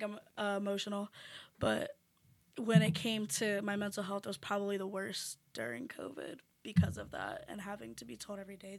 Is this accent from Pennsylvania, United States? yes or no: yes; Pennsylvania, United States; moved away